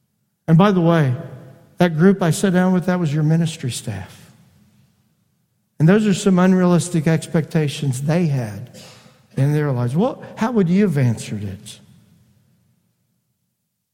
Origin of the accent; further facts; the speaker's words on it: Indiana, United States; I grew up in Indiana.